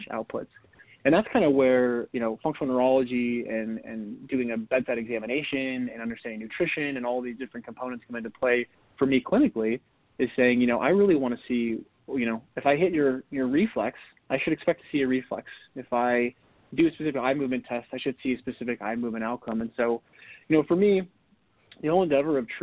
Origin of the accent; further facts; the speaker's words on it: North Dakota, United States; Growing up in North Dakota in the winter, there's not much to do when it's freezing cold besides get your skates on and go play hockey